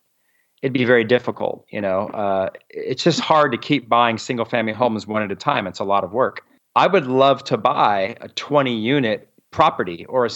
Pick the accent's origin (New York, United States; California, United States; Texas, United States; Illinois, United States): California, United States; Southern; moved away as an adult; also born or lived in Montgomery, Alabama; I'm from Southern California, a much bigger city.